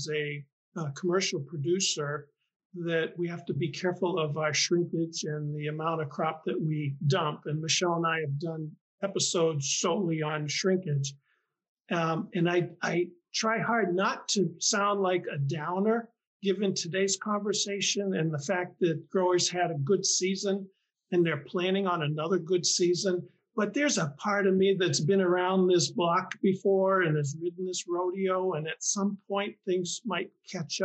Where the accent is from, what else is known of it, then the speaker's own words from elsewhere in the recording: Boston, Massachusetts, United States; accent: Boston; I grew up in the Boston area, so I carry my Boston accent with me proudly.